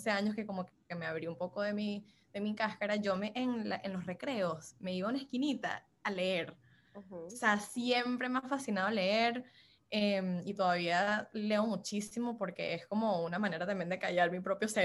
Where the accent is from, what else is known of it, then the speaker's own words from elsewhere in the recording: California, United States; now in Miami, United States; yo vine de California, donde todos los latinos eran mexicanos.